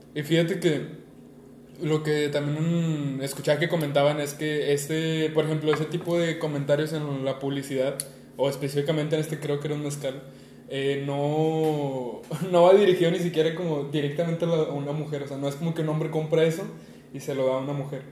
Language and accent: Spanish; Monterrey, Nuevo León, Mexico; Los dos somos de Monterrey, Nuevo León.